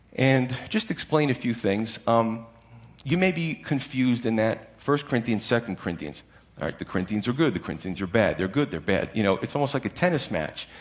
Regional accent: United States

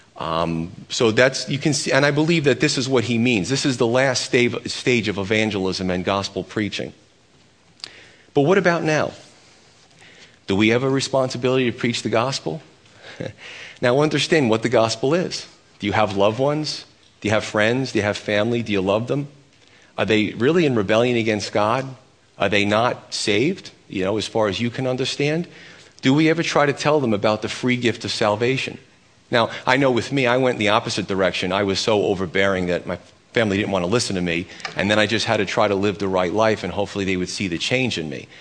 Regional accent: United States; I'm as American as they come

